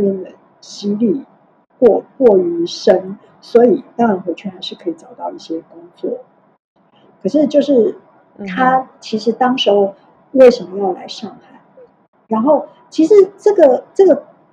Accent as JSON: {"language": "Chinese", "region": "Tainan", "country": "Taiwan", "tie": "born or raised there", "also_born_or_lived": "Taipei, Taiwan", "moved": "as an adult", "lives_now": "Shanghai, China", "said": "因为从小在台南长大人，那个味觉特别挑剔"}